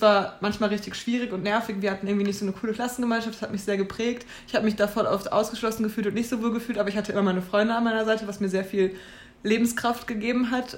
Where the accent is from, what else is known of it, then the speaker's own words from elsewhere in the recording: Oberursel, Hesse, Germany; ich bin äh, in Ursel äh, aufgewachsen